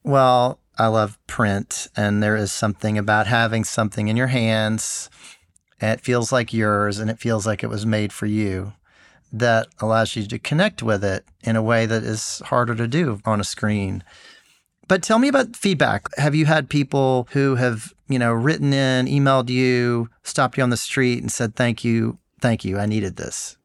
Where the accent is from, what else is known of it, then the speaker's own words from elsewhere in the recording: Memphis, Tennessee, United States; my hometown of Memphis.